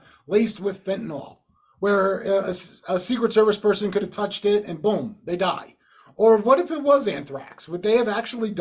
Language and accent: English; New Jersey, United States; moved away; growing up in North Jersey